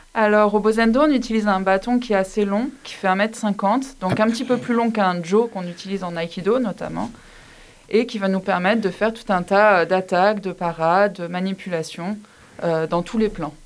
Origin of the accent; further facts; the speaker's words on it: Montpellier, Occitania, France; also born or lived in Besançon; je viens de Montpellier, donc j'ai été formée au club de Montpellier